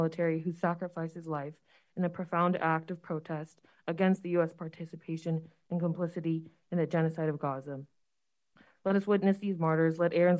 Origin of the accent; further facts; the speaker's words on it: Marin, California, United States; now in Terra Linda, United States; I was born and raised in Marin, and I'm currently a resident in Terra Linda.